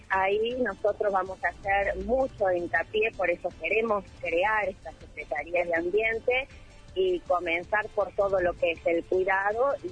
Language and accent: Spanish; Santa Rosa, La Pampa, Argentina; yo soy del barrio de Villa nacida, crecida, vivo actualmente ahí